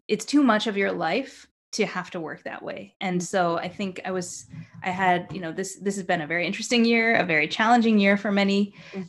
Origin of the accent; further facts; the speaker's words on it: New York, United States; also born or lived in Japan; I'm from New York